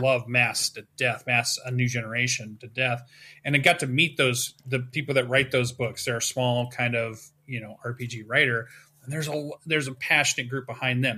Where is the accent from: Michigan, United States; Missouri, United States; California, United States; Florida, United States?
Michigan, United States; Western; my hometown, which is a pretty small town, we have our own little gaming convention that sits at the top of Western Michigan University